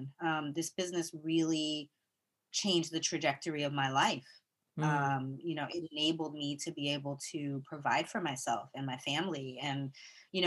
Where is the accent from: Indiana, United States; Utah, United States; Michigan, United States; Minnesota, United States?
Michigan, United States; Flint; also born or lived in Brooklyn; now in New York, United States; I grew up in Flint, Michigan